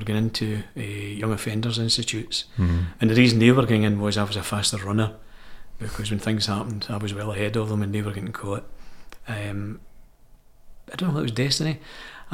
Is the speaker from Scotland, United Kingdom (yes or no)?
yes; Glasgow, Scotland, United Kingdom; I was born and bred in the Gorbals in Glasgow